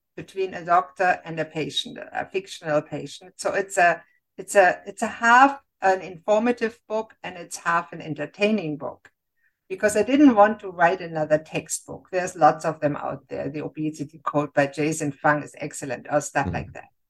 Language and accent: English; Germany; moved away as an adult; now in Canada; I grew up in Germany and I became a physician